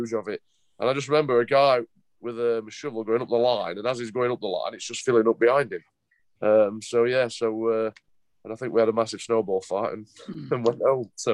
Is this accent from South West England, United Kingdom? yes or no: no; Sheffield, Yorkshire and the Humber, United Kingdom; my hometown club, Sheffield Wednesday, which is, you know, the club I grew up supporting